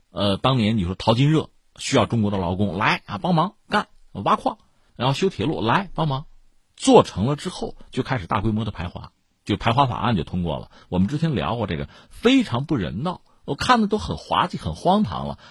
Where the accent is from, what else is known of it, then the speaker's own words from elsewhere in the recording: China; 作为我们中国人呢